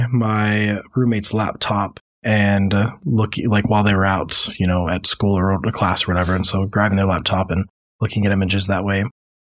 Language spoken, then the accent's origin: English; Louisiana, United States; born there; I have lived a lot of different places over the country. So I was born in Louisiana, but I've moved on average about once a year my entire life.